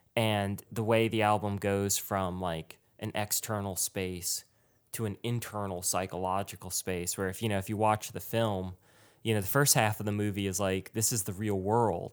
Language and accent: English; Richmond, Virginia, United States; moved away; also born or lived in New York; I grew up in Richmond